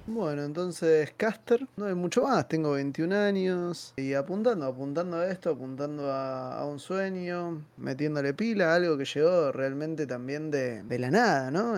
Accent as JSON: {"language": "Spanish", "region": "Buenos Aires", "country": "Argentina", "said": "Soy de Villaluro"}